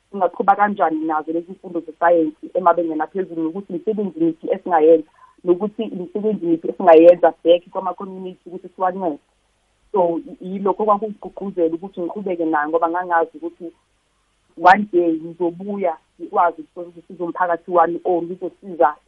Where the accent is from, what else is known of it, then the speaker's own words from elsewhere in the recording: KwaNdengezi, KwaZulu-Natal, South Africa; moved away as an adult; now in Johannesburg, South Africa; ngiphuma khona la e-KZN elokishini elincane nje bakuthi ukwandengezi